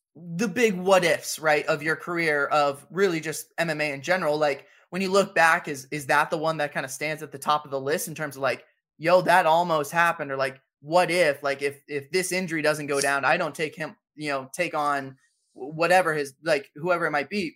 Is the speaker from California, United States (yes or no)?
yes; San Diego, California, United States; That's where I'm from. I'm from San Diego